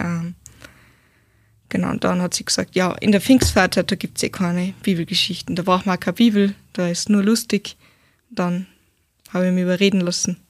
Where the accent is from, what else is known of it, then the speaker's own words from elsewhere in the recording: Steyr, Upper Austria, Austria; ich bin aus Steyr, ähm, 19 Jahre